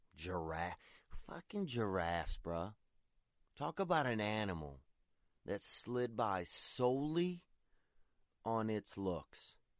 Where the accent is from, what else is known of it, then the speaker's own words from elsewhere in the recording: Covington, Louisiana, United States; my old neighborhood where I grew up, McGee Street, there in Covington, Louisiana